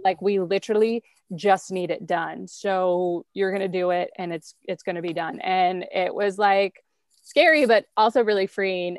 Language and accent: English; rural central Wisconsin, United States; also born or lived in Milwaukee, Wisconsin; I was born and raised in a really small town in rural central Wisconsin